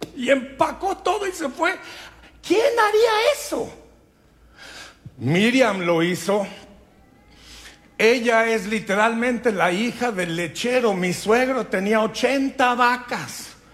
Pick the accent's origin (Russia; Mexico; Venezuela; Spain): Mexico; Durango; moved away; Cuando yo estaba creciendo en Durango, México